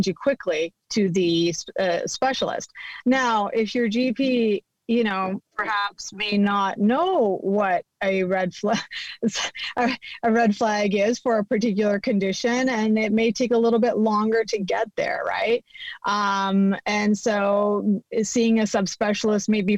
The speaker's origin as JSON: {"language": "English", "country": "Canada", "tie": "born or raised there", "moved": "as an adult", "lives_now": "California, United States", "said": "we're from Canada"}